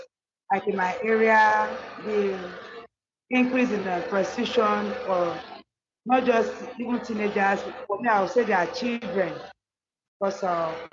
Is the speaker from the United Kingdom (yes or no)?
no; Delta, Nigeria; I'm from Delta State.